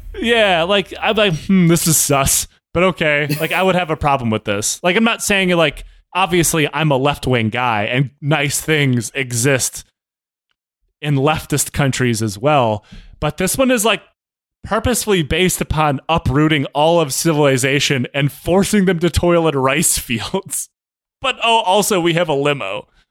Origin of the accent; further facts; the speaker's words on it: United States; I'm American.